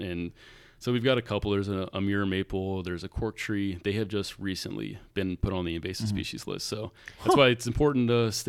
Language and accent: English; Rockingham County, Virginia, United States; now in Winchester, United States; where I'm from, Rockham County.